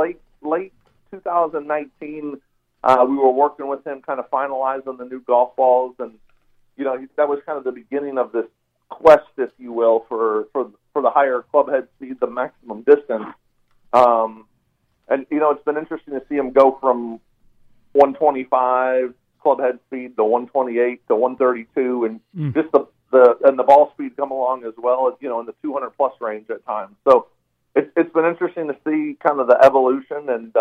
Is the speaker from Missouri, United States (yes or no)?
yes; St. Louis, Missouri, United States; now in Georgia, United States; I'm actually I'm from St. Louis originally, so I was a Rams fan until you guys took them back from us.